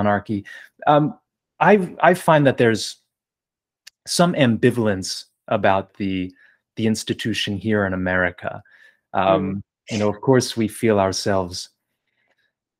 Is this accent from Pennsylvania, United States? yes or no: no; New Jersey, United States; I was born and raised in New Jersey